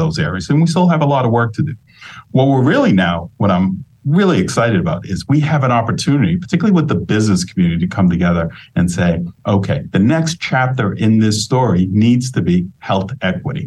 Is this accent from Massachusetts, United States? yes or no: yes; Boston, Massachusetts, United States; Growing up in East Boston, raised by a single mom